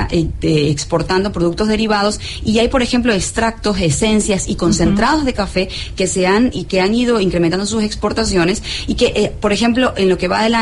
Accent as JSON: {"language": "Spanish", "country": "Ecuador", "said": "cómo hemos ido educando de alguna manera nuestros propios paladares como ecuatorianos"}